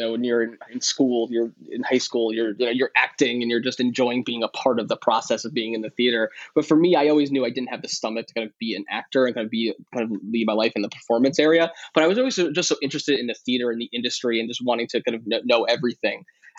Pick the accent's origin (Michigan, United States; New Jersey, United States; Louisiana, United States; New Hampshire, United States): New Jersey, United States; Northern; I'm from Northern New Jersey